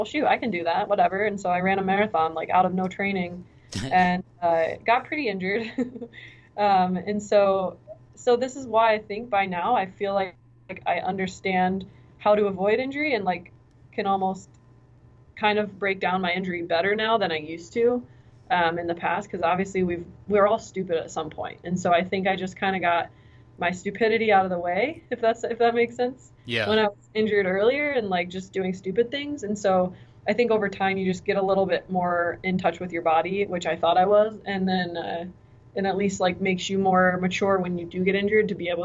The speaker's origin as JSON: {"language": "English", "town": "Williamsport", "region": "Pennsylvania", "country": "United States", "tie": "born or raised there", "said": "I grew up in Williamsport, Pennsylvania, so very much central PA"}